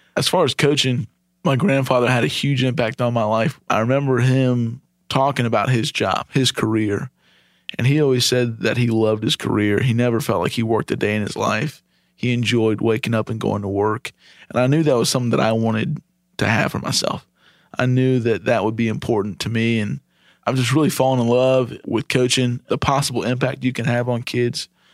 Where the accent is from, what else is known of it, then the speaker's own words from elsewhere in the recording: Ohio, United States; moved away as an adult; now in Charlotte, United States; I grew up in Ohio, graduated high school in two thousand eight, moved down to Charlotte that next month after graduation.